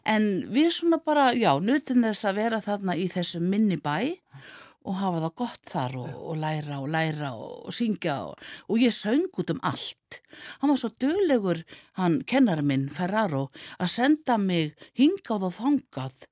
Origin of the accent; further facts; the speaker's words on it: Rangárvallasýsla, Southern Region, Iceland; í tónlistaskóla Rángaenga uh, í Kolsfelli, þaðan sem ég er